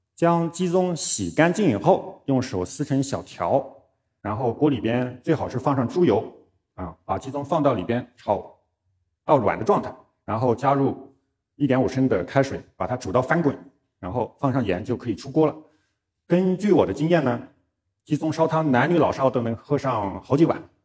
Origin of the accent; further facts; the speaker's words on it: Chuxiong, Yunnan, China; moved away; also born or lived in Shanghai / Beijing; 我出生在云南楚雄